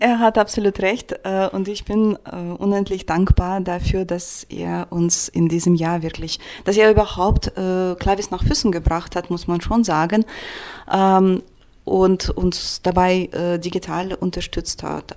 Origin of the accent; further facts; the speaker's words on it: Saint Petersburg, Russia; German is a second language; now in Germany; ich komme aus St. Petersburg